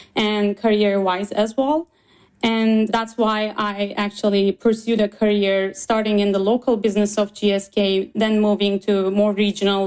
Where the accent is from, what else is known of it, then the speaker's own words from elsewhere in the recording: Istanbul, Turkey; moved away as an adult; now in Ann Arbor, United States; I'm from Turkey, Istanbul